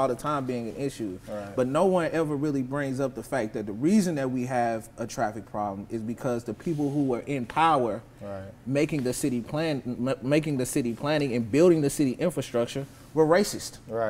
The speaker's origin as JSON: {"language": "English", "town": "Nashville", "region": "Tennessee", "country": "United States", "tie": "born or raised there", "said": "my experience in North Nashville, very specifically when I was growing up on Clay Street"}